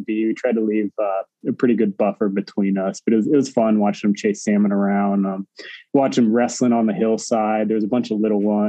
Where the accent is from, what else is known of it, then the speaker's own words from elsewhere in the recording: outside of Phoenix, Arizona, United States; I grew up in Arizona outside of Phoenix